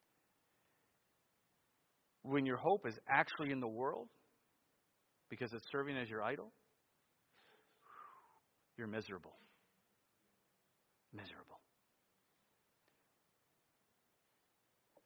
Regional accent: United States; being an American

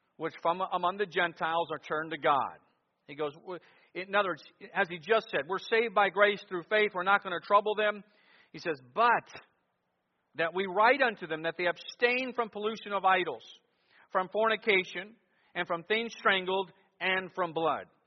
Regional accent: Cleveland, Ohio, United States; what I experienced growing up in Cleveland, Ohio.

